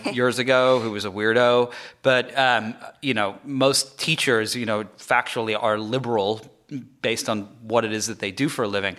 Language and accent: English; England, United Kingdom; moved away; I'm not from America. I'm, I was born in England